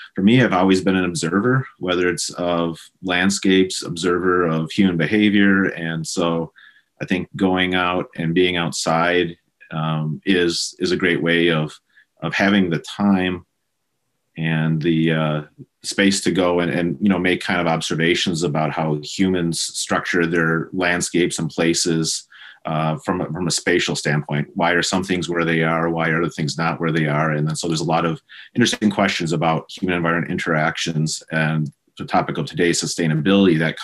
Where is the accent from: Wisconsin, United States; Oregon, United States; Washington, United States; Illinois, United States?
Wisconsin, United States; moved away; I grew up in Wisconsin. Probably the easiest way for podcast listeners to have a general sense of where I'm from is probably about 90 miles north and northwest of Chicago. And I grew up in a rural farming community